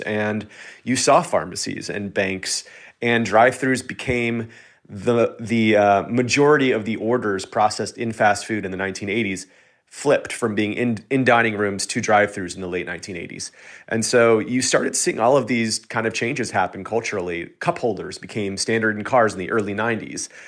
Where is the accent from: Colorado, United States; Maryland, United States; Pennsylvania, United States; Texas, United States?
Texas, United States; I grew up in Texas, which is, you know, very much car forward